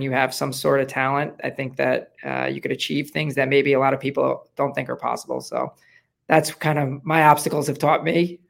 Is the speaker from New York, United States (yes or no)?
yes; Long Island, New York, United States; now in Southwest Florida, United States; New York, Long Island, New York.